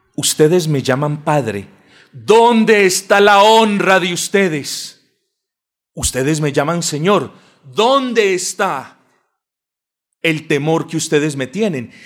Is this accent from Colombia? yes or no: yes; Colombia; este pueblo colombiano, y yo me incluyo ahí porque naturalmente lo soy